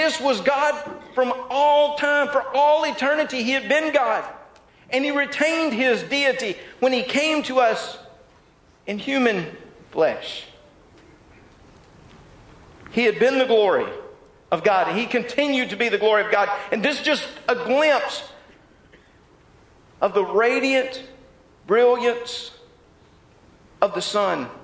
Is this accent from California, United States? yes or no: no; Mississippi, United States; I'm from Mississippi